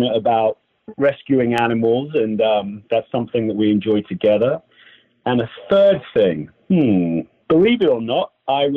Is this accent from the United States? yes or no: no; England, United Kingdom; moved away; I played a lot of other sports growing up in England